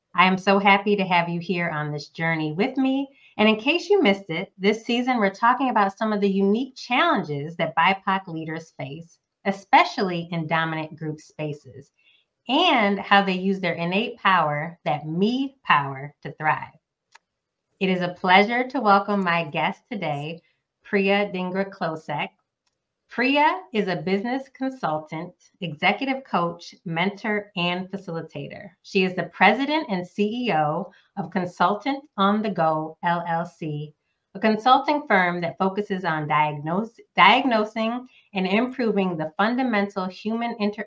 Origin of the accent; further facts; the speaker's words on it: Northeast United States, United States; now in Southeast United States, United States; I live in the Southeast United States, but was born and raised in the Northeast United States